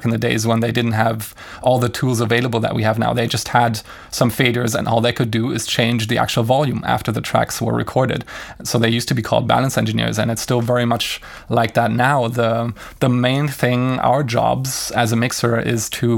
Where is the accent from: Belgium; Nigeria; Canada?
Belgium; Brussels, Brussels-Capital Region; my hometown of Brussels